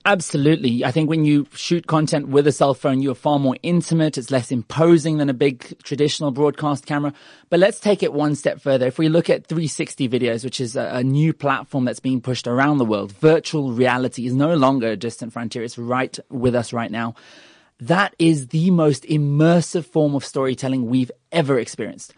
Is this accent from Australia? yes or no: yes; Australia; also born or lived in United Kingdom; now in South Africa; I was born in the U K and I was raised in Australia and, and I choose to be here